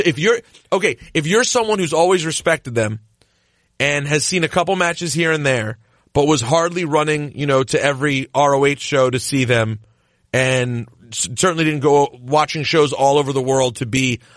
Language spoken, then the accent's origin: English; Washington, District of Columbia, United States; moved away; now the place I am from has a team